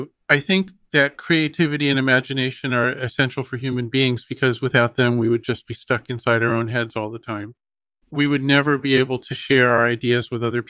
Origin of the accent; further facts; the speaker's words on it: Los Angeles, California, United States; born there; Yeah, so I was born in Los Angeles, which is supposedly one of the most boring places on earth.